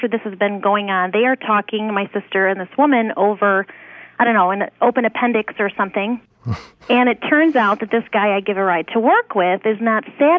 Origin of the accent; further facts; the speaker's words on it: Adrian, Michigan, United States; Adrian, Michigan.